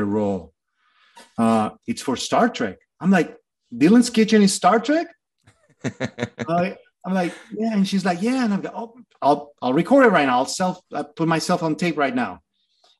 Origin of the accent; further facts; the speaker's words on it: Torreón, Coahuila, Mexico; moved away as an adult; also born or lived in Mexico City; now in Los Angeles, United States; My hometown is Torreón, Coahuila